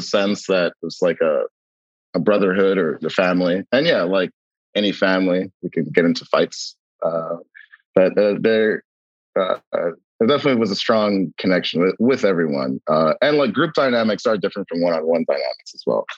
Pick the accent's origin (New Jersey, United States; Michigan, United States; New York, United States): New York, United States; New York City; accent: American; I grew up near Costars Bialy's on Grand Street